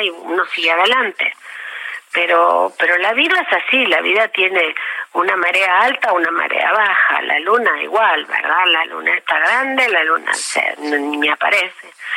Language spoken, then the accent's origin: Spanish; Patagonia, Argentina; born or raised there; moved away as an adult; also born or lived in Trelew / Buenos Aires; now in Mexico